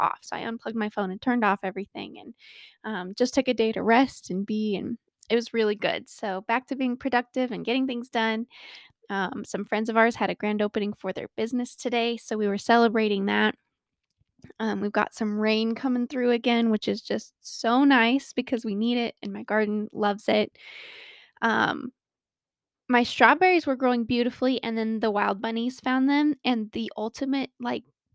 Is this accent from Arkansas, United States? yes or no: no; Colorado, United States; born or raised there